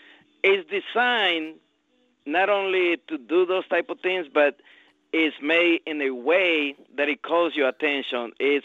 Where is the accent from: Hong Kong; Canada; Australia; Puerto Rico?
Puerto Rico; now in Houston, United States; I'm from Puerto Rico.